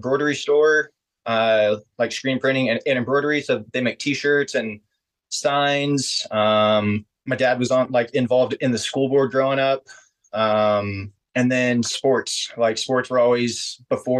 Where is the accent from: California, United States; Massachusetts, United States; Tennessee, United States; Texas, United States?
Texas, United States; Converse; I grew up in Converse, Texas, which is the suburbs of San Antonio